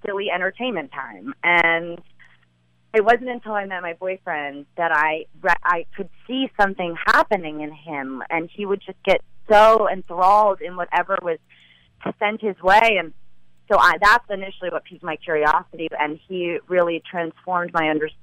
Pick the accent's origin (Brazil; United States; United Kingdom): United States; Los Angeles, California; growing up in L.A.